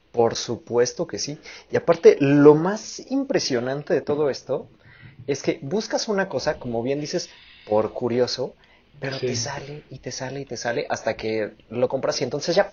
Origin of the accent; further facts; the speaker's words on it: Mexico; Otro mexicanos. podio mi bello país.